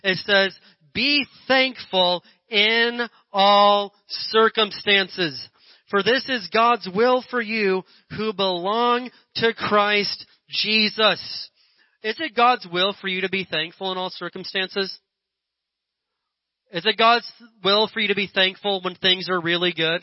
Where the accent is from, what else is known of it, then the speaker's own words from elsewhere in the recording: Indiana, United States; moved away; my little redneck hillbilly town I grew up in Indiana